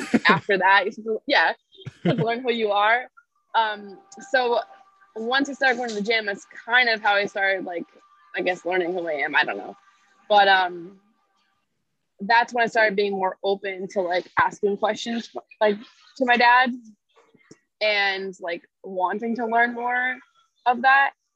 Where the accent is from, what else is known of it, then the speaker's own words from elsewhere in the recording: Connecticut, United States; also born or lived in Tennessee; I am from Connecticut. I've lived here almost my whole life